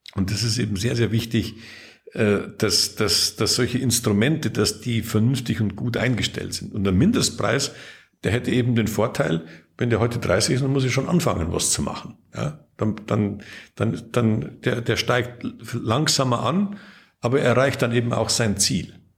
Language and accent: German; Lower Bavaria, Germany; born or raised there